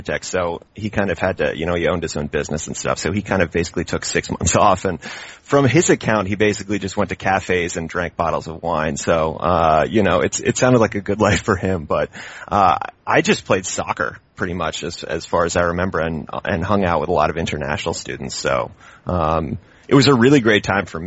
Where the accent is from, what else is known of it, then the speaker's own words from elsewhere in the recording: Charlottesville, Virginia, United States; moved away as an adult; also born or lived in Barcelona, Spain; now in Oakland, United States; I'm from Virginia. I'm from central Virginia in this town called Charlottesville, which is where the University of Virginia is